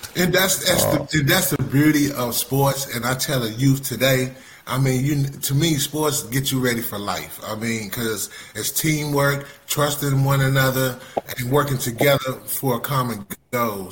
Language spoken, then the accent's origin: English; Fort Washington, Maryland, United States; I was raised in Fort Washington, Maryland